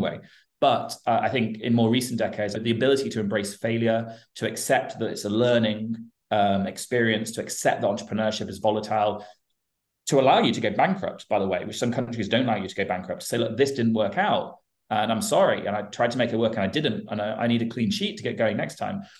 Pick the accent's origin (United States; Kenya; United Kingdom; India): United Kingdom; I'm British and I spend a lot of time in Europe and the US